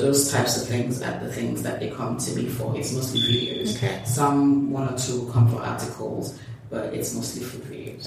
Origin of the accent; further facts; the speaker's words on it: Lagos, Nigeria; I'm from Lagos, Nigeria. I'm um, the third of three girls. Okay. Um, I grew up in Lagos mostly